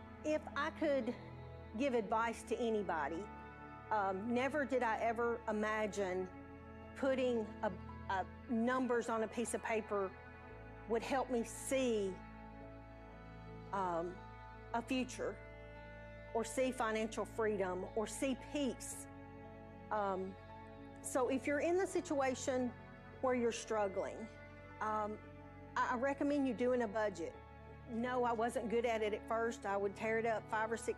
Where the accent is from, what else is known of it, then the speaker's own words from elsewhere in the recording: Mount Pleasant, Tennessee, United States; also born or lived in Hampshire, Tennessee; now in Columbia, United States; I'm originally from Mount Pleasant, just moved from Hampshire about a year and a half ago to Columbia, Tennessee.